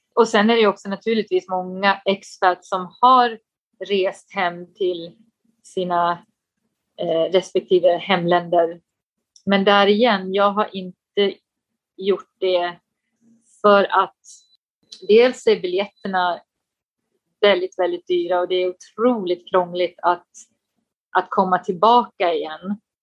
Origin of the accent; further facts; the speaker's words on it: Falun, Dalarna County, Sweden; moved away as an adult; also born or lived in Stockholm; now in Beijing, China; jag kommer från, eh, från Dalarna, Falun, men eh, jag skulle nog ändå säga att Stockholm känns som hemma, för det var där jag pluggade